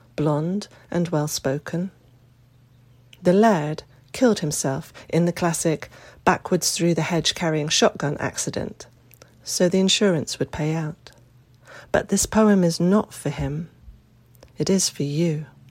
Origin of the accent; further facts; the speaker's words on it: United Kingdom; also born or lived in Dorset; given the aristocratic shenanigans in my home country this weekend. I am five thousand miles away, and happily so. Today I had my first pang of homesickness, after almost three weeks away. Not for Britain